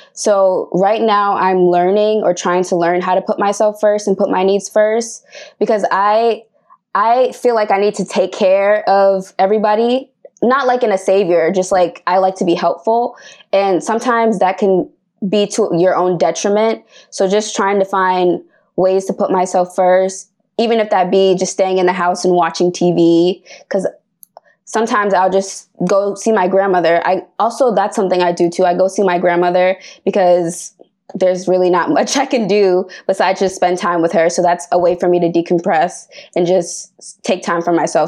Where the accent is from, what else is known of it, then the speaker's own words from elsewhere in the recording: Boston, Massachusetts, United States; I'm from Boston, Massachusetts